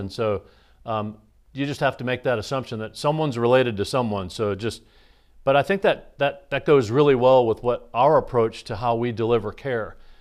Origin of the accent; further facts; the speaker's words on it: Iowa, United States; moved away as an adult; also born or lived in Minnesota; now in Quincy, United States; I grew up in the Midwest in Iowa and Minnesota